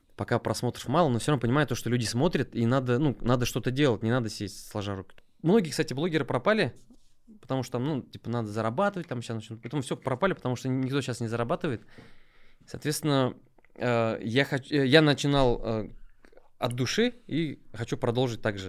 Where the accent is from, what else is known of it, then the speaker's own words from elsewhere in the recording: Nizhnekamsk, Tatarstan, Russia; also born or lived in Mamadyshsky District / Kazan; Я родом из Нижнекамска